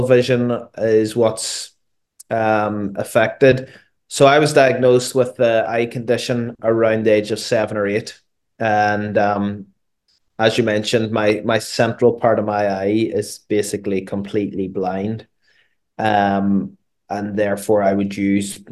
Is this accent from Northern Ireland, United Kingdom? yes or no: yes; Derry, Northern Ireland, United Kingdom; I grew up in Derry